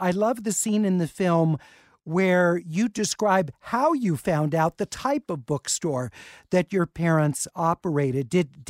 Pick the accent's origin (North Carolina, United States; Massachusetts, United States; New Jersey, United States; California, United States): California, United States; Los Angeles; I went to Hollywood High